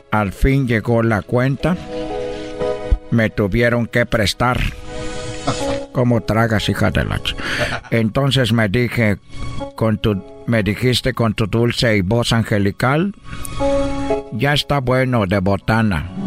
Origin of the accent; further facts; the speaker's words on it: Brazil; Spanish is a second language; now in Mexico; porque yo soy brasileño, pero pues yo llegué a México.